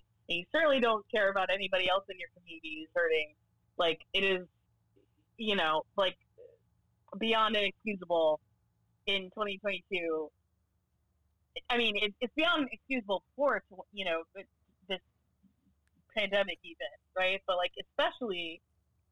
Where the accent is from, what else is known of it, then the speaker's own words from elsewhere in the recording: Florida, United States; I was born and raised in Florida.